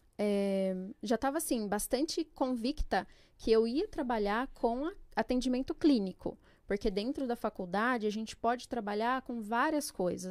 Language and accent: Portuguese; Jundiaí, São Paulo, Brazil; also born or lived in Pernambuco; Fiquei em Jundiaí, estudei, trabalhei, cresci lá.